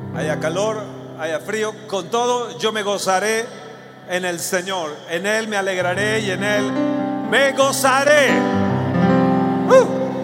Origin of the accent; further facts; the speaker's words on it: Mexico; nosotros como mexicanos